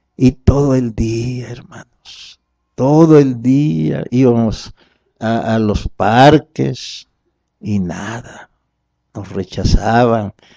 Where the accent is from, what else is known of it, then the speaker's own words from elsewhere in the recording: Mexico; venimos de México